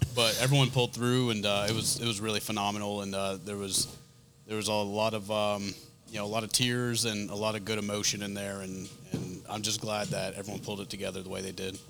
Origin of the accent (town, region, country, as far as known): Rhode Island, United States; accent: northern; moved away